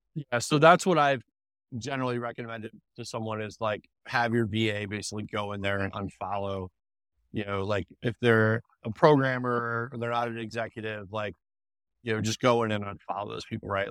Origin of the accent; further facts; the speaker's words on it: Delaware, United States; I grew up in, uh, Delaware, Delaware, went to University of Delaware